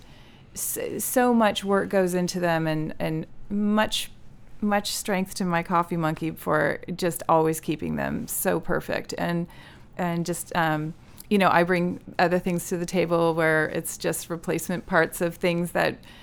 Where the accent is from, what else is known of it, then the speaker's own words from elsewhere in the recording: California, United States; we're from California